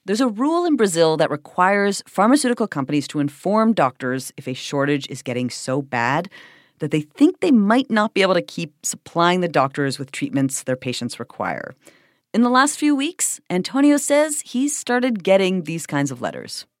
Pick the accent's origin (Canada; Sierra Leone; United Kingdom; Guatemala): Canada; moved away; my home country of Canada